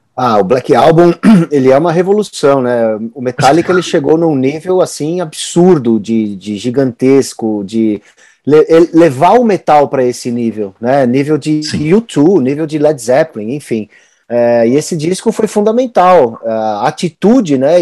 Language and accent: Portuguese; Brazil; Sendo brasileiro